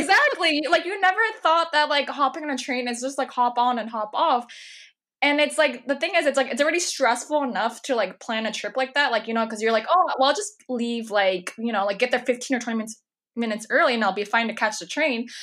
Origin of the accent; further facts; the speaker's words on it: California, United States; now in New York, United States; I'm from California originally